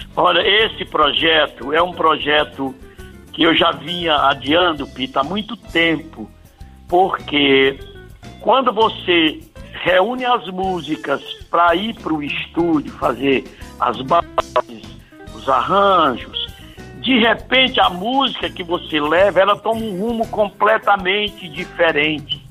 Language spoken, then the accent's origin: Portuguese; Northeast Region, Brazil; eu sou nordestino, amo o Nordeste